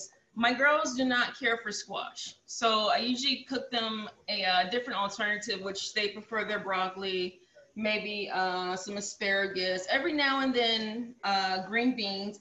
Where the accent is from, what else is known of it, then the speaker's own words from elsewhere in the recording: the South, United States; I'm from the South, so when you ask me to measure things, that's a little difficult because I was raised not really measuring